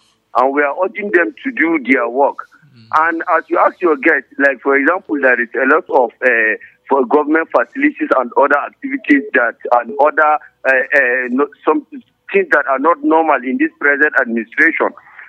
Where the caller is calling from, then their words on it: Chicha and T Junction, Plateau, Nigeria; I'm calling from Chicha and T Junction.